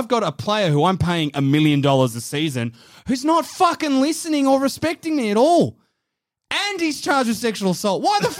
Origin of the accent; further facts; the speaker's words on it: Tasmania, Australia; I'm going back to my home state of Tassie.